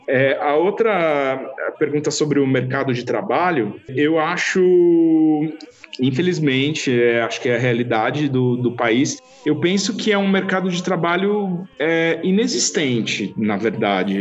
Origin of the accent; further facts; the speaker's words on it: Brazil; eu sou brasileiro também